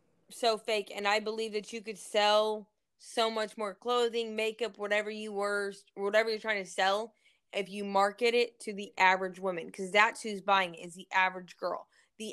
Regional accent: Fort Bragg, North Carolina, United States; born there; Well, I was born in Fort Bragg, North Carolina.

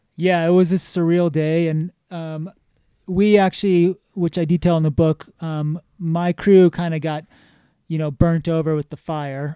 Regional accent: Exeter, New Hampshire, United States; moved away as an adult; also born or lived in Los Angeles, California; now in Jackson, United States; I grew up in New Hampshire, a small town called Exeter

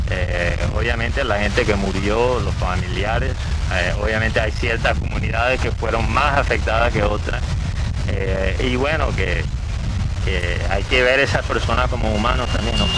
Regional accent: United States; Spanish is a second language; Yo que soy gringo, soy nuevo.

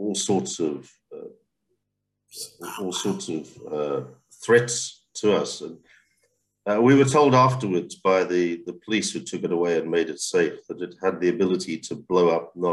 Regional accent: South Africa; also born or lived in London; now in United Kingdom; South African exiles from the struggle, including my family

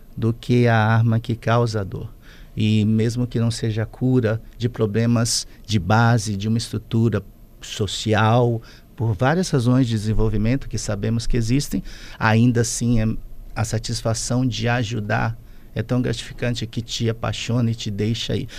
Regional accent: Vila Velha, Espírito Santo, Brazil; sou daqui, de Vitória, de, de Vila Velha, na verdade, de Capixaba de coração. É, vim para cá muito pequeno

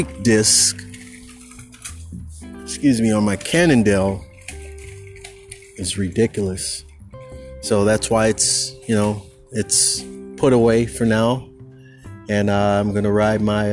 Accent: the Bay Area, California, United States; moved away as an adult; I grew up in the Bay

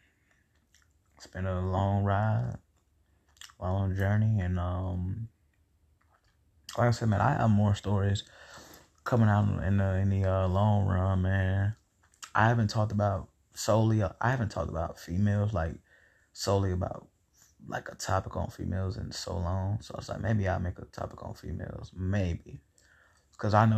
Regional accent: the South, United States; I'm from the South, man, and you know how we is

